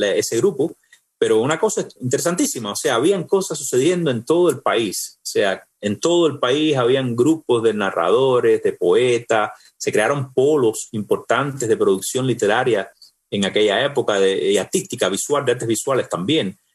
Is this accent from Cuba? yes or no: yes; Cuba; moved away as an adult; tuve que salir de Cuba